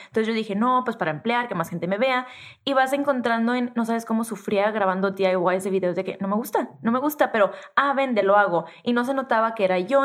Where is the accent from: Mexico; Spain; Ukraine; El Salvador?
Mexico; Tijuana, Baja California; accent: norteña, pocha; yo soy norteña y crecí en Tijuana y soy de frontera y hablo súper pocha